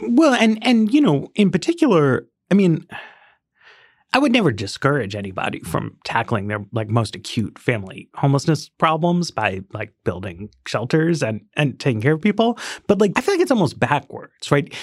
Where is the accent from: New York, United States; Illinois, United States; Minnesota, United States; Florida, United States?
New York, United States; New York City; I grew up in Greenwich Village